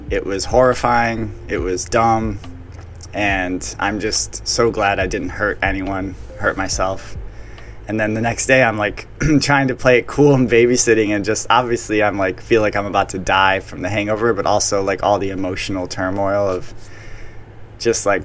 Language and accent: English; Wales, United Kingdom; Even though I am Welsh, Gaelic is such a hard